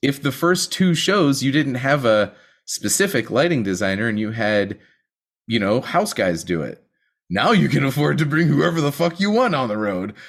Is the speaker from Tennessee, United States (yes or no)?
no; Western Pennsylvania, United States; I'm from Western Pennsylvania